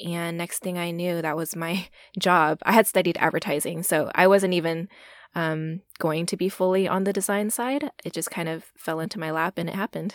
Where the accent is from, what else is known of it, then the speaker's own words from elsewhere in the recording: Texas, United States; I'm a first generation Asian American born and raised in Texas.